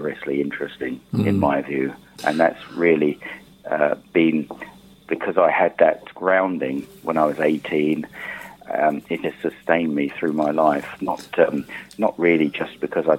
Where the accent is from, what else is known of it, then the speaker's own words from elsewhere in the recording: Shoreham-by-Sea, South East England, United Kingdom; My hometown, Shoreham-by-Sea, and there was a publisher of horse racing material in the town